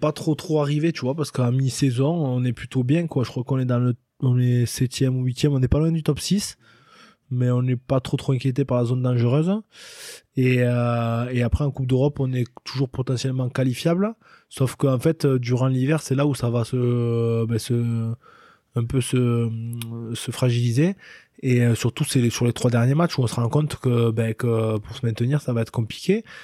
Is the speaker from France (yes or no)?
yes; France; On est on est français, et on restera français, donc on s'adapte et on se met au niveau des autres équipes.